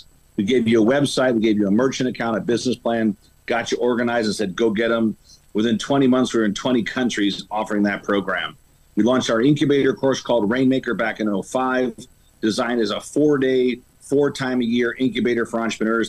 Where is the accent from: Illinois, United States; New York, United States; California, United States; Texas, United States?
Illinois, United States; Chicago; born and raised in Chicago